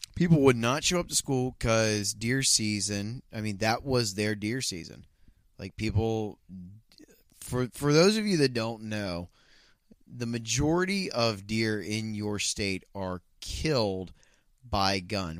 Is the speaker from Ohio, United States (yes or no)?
yes; Ohio, United States; growing up in Ohio